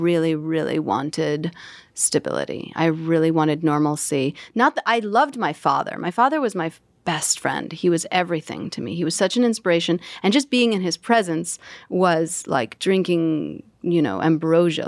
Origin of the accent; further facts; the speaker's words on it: New York City, New York, United States; it was Jackson Heights, Queens. My family immigrated from Russia, and I was born a month later in Elmhurst Hospital